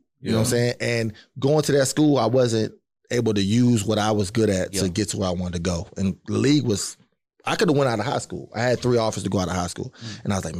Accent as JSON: {"language": "English", "town": "Seat Pleasant", "region": "Maryland", "country": "United States", "also_born_or_lived": "Washington, D.C.", "said": "I'm from Washington, D.C. Gosh. See Pleasant Maryland, lastly."}